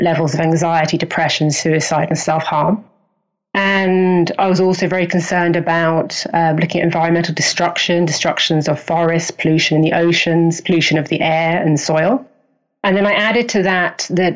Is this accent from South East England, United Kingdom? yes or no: yes; Hastings, South East England, United Kingdom; accent: English; moved away; also born or lived in Canada; I'm English. I was born in Hastings, which is a little fishing town on the south coast.